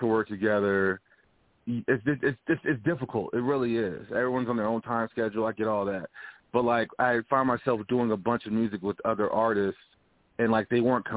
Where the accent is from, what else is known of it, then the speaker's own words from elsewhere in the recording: Louisiana, United States; moved away; I'm from Louisiana originally